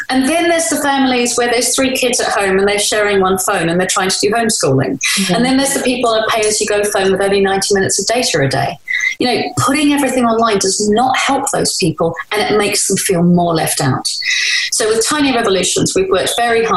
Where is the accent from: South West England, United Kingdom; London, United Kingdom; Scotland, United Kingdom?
London, United Kingdom; the estate that I was born in Woolwich